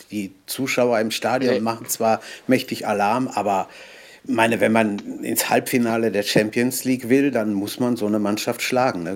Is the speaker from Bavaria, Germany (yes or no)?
no; Ruhr area, North Rhine-Westphalia, Germany; bei uns im Ruhrgebiet